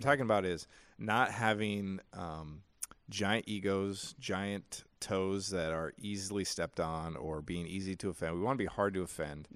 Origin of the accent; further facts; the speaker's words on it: United States; I'm an American.